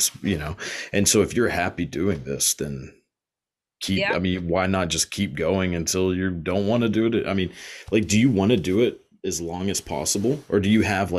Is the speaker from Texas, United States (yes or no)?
yes; Texas, United States; accent: Southern; Like, I mean, I'm from Texas, so super southern, but like, I think I've kind of gotten rid of mine.